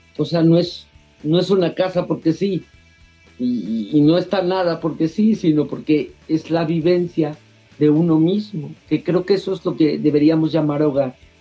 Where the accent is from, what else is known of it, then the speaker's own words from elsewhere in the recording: San Luis Potosí, Mexico; San Luis es mi tierra, es mi cuna